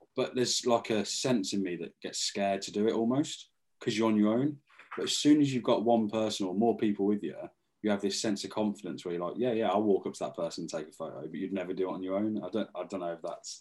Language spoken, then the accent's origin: English; Northampton, East Midlands, United Kingdom; we're from Northampton